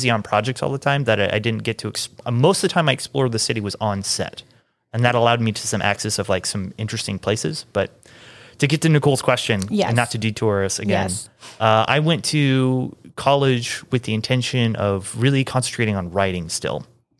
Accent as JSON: {"language": "English", "town": "Kansas City", "region": "Missouri", "country": "United States", "tie": "born or raised there", "lives_now": "Atlanta, United States", "said": "I grew up in Kansas City."}